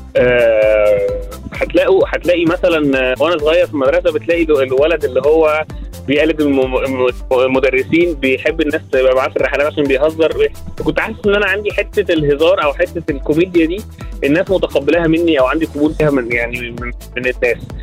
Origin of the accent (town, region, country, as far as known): Port Said, Port Said Governorate, Egypt; born or raised there; moved away as an adult; also born or lived in France; now in Cairo, Egypt